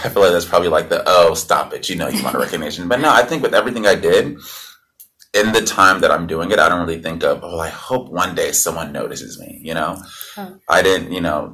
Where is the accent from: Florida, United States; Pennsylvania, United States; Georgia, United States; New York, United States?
Georgia, United States; Atlanta; I'm from Atlanta, Georgia